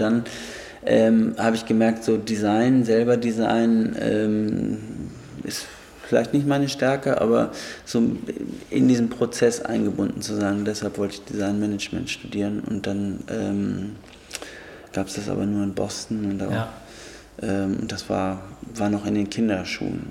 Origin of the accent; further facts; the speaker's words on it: Germany; bei uns in Deutschland